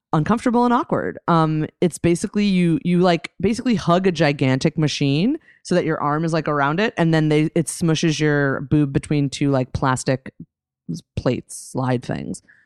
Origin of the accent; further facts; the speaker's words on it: New Jersey, United States; I grew up in New Jersey, the land of malls and diners.